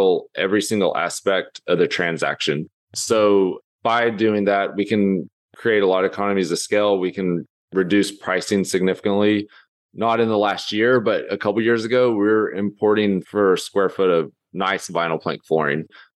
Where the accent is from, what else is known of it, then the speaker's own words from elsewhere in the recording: Lubbock, Texas, United States; moved away as an adult; also born or lived in Los Angeles; I grew up in Lubbock